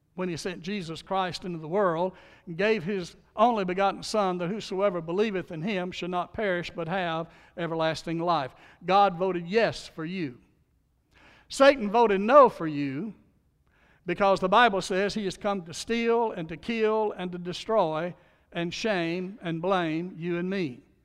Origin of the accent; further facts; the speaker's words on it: Louisiana, United States; I was born in Louisiana